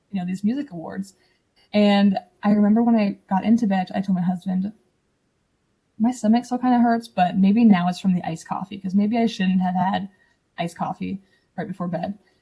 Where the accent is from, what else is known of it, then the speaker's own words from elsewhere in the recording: Ohio, United States; I'm from Ohio. I don't think I said that before. A small town in Ohio, um, Amish country.